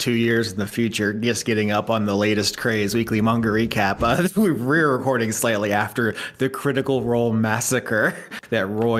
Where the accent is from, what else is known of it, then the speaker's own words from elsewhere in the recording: Fort Myers, Florida, United States; moved away; I am born and raised in Florida as well, Southwest Florida, where the storm currently is.